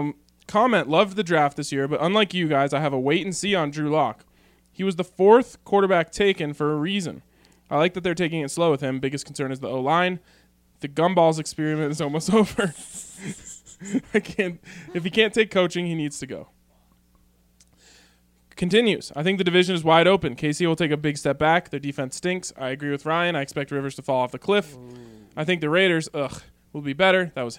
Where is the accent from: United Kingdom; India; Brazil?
Brazil; English is a second language; also born or lived in Denver, United States; I'm from Brazil, and I was a Rotary exchange student. I spent a year living in Denver in 1994 studying in Manual High School.